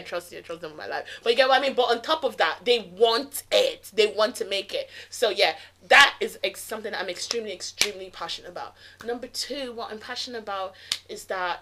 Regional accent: Nigeria; I'm Nigerian

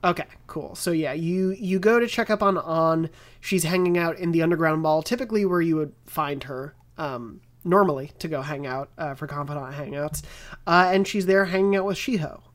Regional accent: Long Island, New York, United States; I'm from Long Island

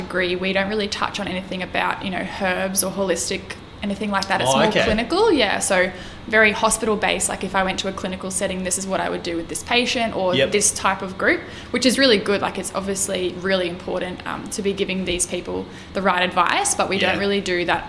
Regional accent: regional Queensland, Australia; also born or lived in Brisbane; I grew up regionally in Queensland in a really small town

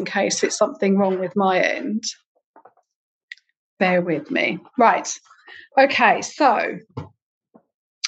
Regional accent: United Kingdom; We always moan as the British public

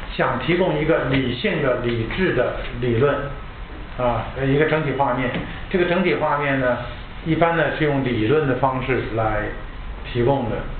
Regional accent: China; 我们是中国人

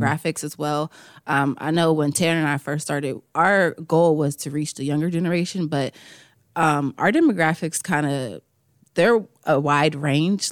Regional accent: Farrell, Pennsylvania, United States; I'm from Farrell

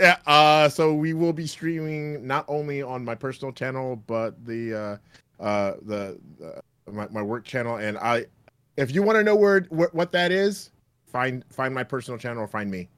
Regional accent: Canada; I'm Canadian

